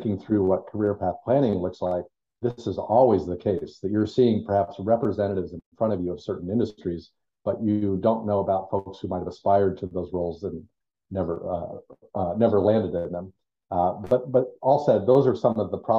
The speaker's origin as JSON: {"language": "English", "town": "Colorado Springs", "region": "Colorado", "country": "United States", "tie": "born or raised there", "also_born_or_lived": "Los Angeles, California", "moved": "as an adult", "lives_now": "Las Vegas, United States", "said": "I grew up in Colorado, particularly Colorado Springs"}